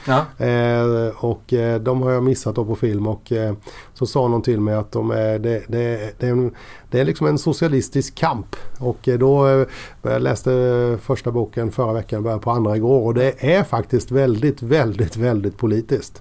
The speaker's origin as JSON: {"language": "Swedish", "town": "Kosta", "region": "Kronoberg County", "country": "Sweden", "tie": "born or raised there", "also_born_or_lived": "Växjö", "said": "jag är ju arbetarunge från Kosta."}